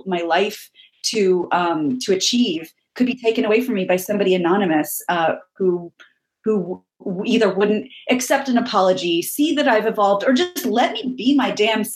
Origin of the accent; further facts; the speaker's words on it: Midwest, United States; growing up in the Midwest here in the middle of the country